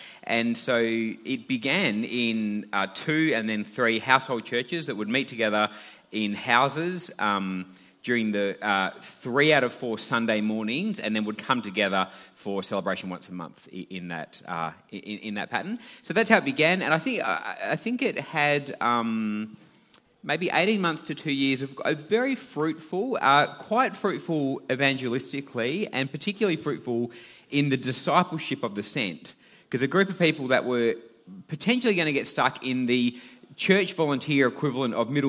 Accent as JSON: {"language": "English", "town": "Perth", "region": "Western Australia", "country": "Australia", "also_born_or_lived": "Sydney", "said": "I'm from Perth"}